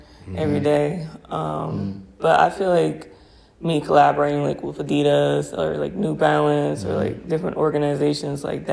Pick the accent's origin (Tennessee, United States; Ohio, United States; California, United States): Ohio, United States; Cleveland; moved away; I'm from Cleveland